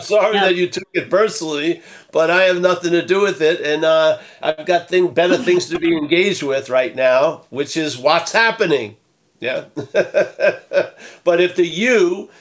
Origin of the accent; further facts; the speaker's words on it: Rockville Centre, New York, United States; that's where I grew up. On the wrong side of the track